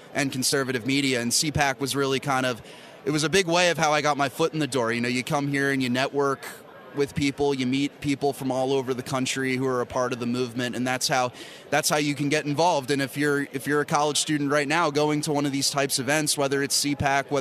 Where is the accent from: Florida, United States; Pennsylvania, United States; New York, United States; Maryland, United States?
Pennsylvania, United States; Bucks County; born or raised there; also born or lived in Northeast Philadelphia